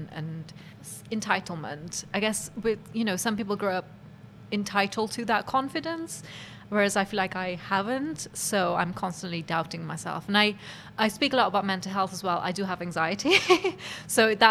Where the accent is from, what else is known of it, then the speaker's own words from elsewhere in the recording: Cardiff, Wales, United Kingdom; growing up in Cardiff